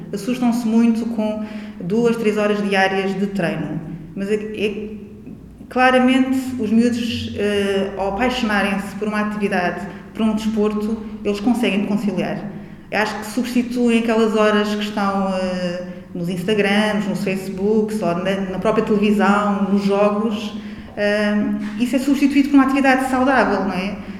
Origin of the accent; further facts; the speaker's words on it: Azores, Portugal; moved away as an adult; nos Açores, que eu sou açoriana